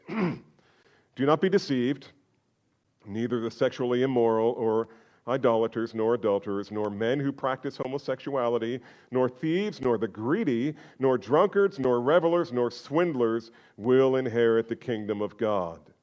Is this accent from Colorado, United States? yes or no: no; New Jersey, United States; I'm from New Jersey